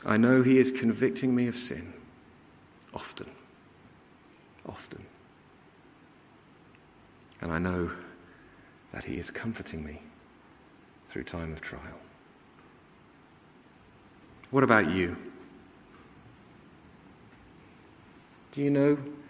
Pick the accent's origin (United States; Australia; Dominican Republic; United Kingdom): United Kingdom; London; the house I grew up with in North London